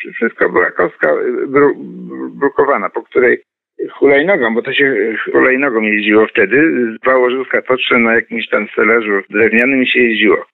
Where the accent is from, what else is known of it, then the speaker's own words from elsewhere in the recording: Poznań, Greater Poland, Poland; ja się urodziłem w roku 50 i tam mieszkaliśmy do roku 57. Czyli jako dzieciak, taki 5, 6, 7 latek doskonale pamiętam te ulice